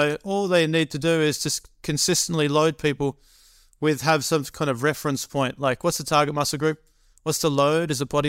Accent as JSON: {"language": "English", "region": "California", "country": "United States", "said": "and then I'm from Northern California, I'm going back down to LA before I fly to Michigan."}